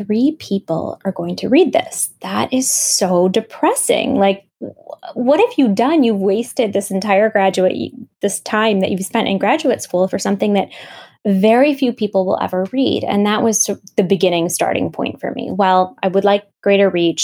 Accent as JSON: {"language": "English", "town": "Grand Rapids", "region": "Michigan", "country": "United States", "tie": "born or raised there", "also_born_or_lived": "Pakistan", "moved": "as an adult", "said": "my hometown in Grand Rapids, Michigan"}